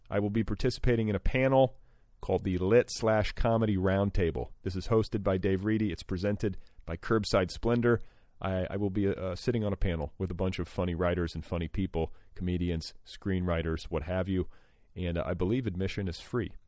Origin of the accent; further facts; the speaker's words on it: Los Angeles, California, United States; happening right here in my hometown.